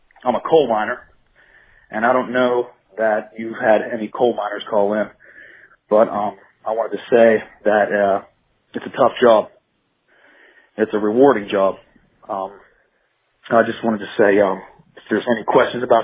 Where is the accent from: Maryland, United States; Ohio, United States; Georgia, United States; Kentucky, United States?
Ohio, United States; now in Wheeling, United States; I'm from Ohio, but I live in a little town called Wheeling, West Virginia.